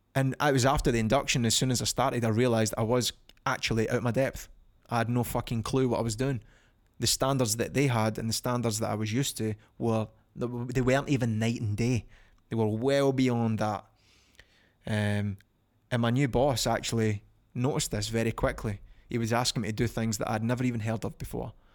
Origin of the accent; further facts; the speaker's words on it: Falkirk, Scotland, United Kingdom; from Falkirk, my hometown